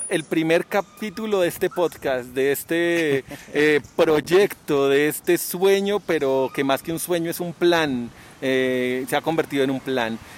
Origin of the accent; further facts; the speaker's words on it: France; Spanish is a second language; Soy francés.